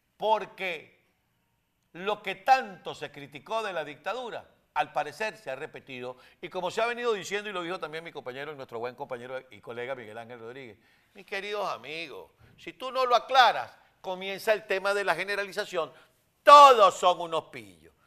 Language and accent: Spanish; Venezuela; por venezolanos que somos